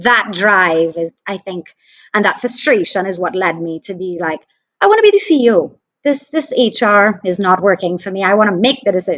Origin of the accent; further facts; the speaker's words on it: St. Joseph, Trinidad & Tobago; also born or lived in Port of Spain; I grew up in Trinidad, in St. Joseph, which is in the Northern Range.